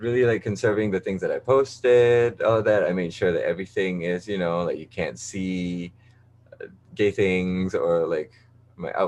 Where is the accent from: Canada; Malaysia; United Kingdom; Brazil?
Malaysia; moved away as an adult; now in New York, United States; I'm from Malaysia